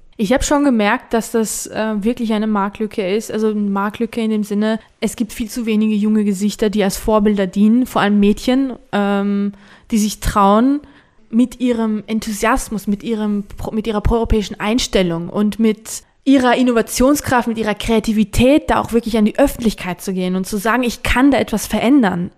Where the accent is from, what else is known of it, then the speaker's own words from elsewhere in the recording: Georgia; meine Heimat